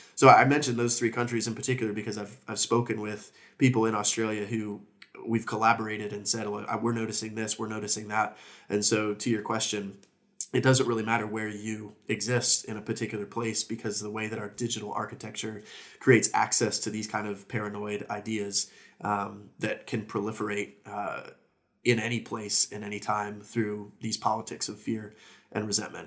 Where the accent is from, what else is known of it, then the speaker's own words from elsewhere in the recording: United States; moved away as an adult; now in Aberdeen, United Kingdom; as an American moving here during Boris's, uh, premiership